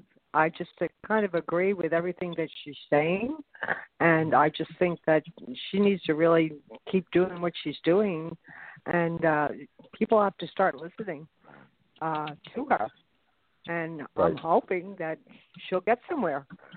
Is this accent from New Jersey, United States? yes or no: yes; New Jersey, United States; I'm from New Jersey